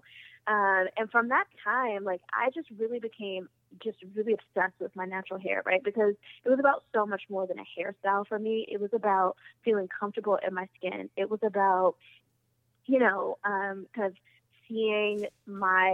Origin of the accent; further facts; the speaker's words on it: Washington, District of Columbia, United States; I'm from Southeast DC and I'm really proud